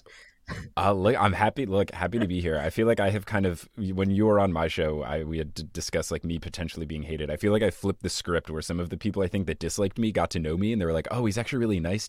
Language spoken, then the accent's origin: English; United States; I am American